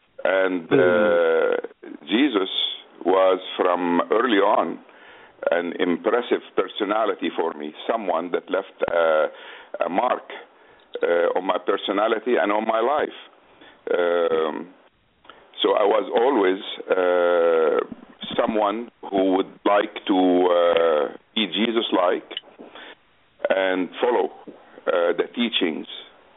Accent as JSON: {"language": "English", "town": "Beirut", "region": "Beirut Governorate", "country": "Lebanon", "tie": "born or raised there", "also_born_or_lived": "United States", "second_language": "English", "moved": "as an adult", "lives_now": "Jeddah, Saudi Arabia", "said": "I was born in Beirut, Lebanon, in 1944. I moved to the United States in 1969"}